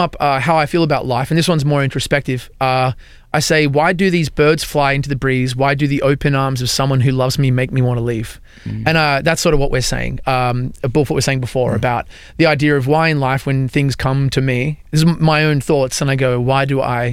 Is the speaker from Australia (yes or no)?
yes; Australia; moved away as an adult; now in Nashville, United States; I'm from Australia